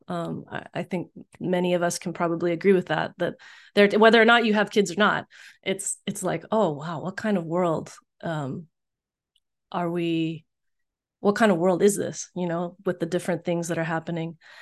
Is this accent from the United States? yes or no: yes; Richmond, Virginia, United States; also born or lived in Texas; now in Bay Area, United States; growing up in Richmond in the early eighties